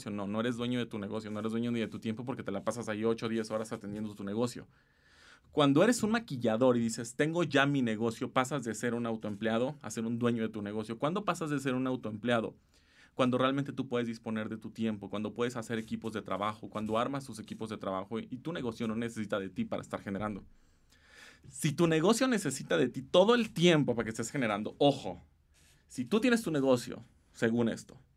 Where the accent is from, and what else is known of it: Mexico